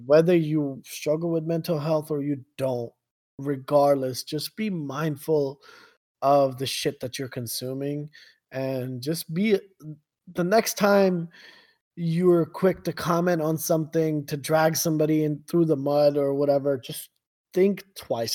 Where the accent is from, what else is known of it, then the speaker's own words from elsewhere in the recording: Kuwait; growing up in Kuwait